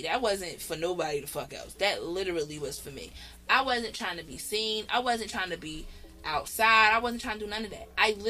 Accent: New Jersey, United States; I'm from Jersey.

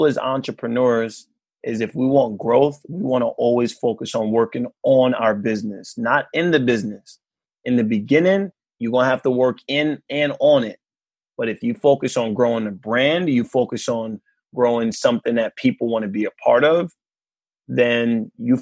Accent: New York City, New York, United States; Growing up in Queens, growing up in New York

